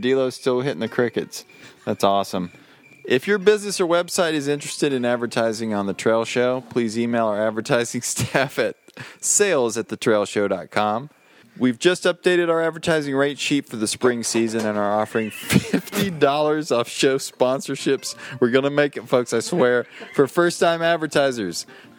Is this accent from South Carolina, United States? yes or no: yes; South Carolina, United States; That's my home state.